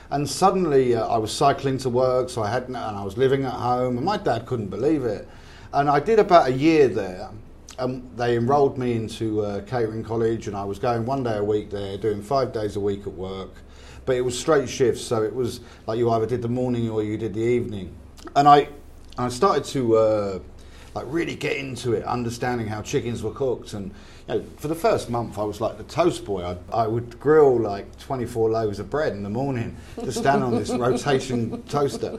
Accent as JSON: {"language": "English", "town": "Canterbury", "region": "South East England", "country": "United Kingdom", "tie": "born or raised there", "said": "I grew up in Canterbury, in Kent"}